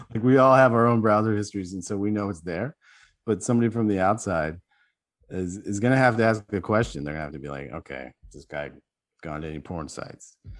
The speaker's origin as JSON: {"language": "English", "country": "United States", "said": "being American"}